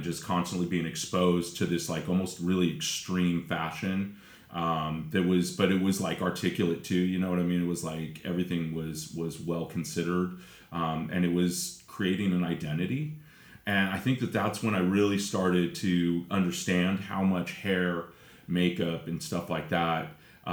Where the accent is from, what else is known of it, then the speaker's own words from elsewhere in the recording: Redondo Beach, California, United States; I was born in Redondo Beach